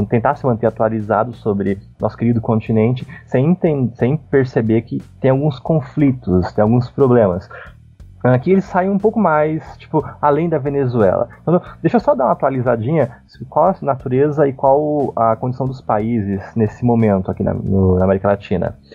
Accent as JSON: {"language": "Portuguese", "region": "Paraná", "country": "Brazil", "lives_now": "São Paulo, Brazil", "said": "Eu sou do Paraná, tecnicamente."}